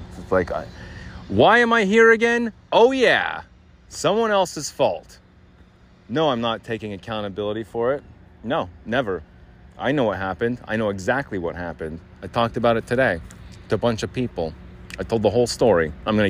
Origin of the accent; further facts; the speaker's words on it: Arizona, United States; I grew up here in Arizona, born and raised.